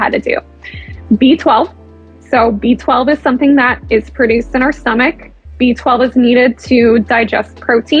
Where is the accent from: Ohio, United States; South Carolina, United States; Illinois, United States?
Ohio, United States; Cleveland; I'm originally from Cleveland, Akron isn't too far from me